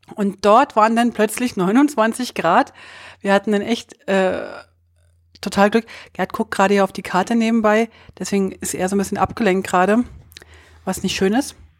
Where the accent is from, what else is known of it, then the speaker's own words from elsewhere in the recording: Germany; als Deutsche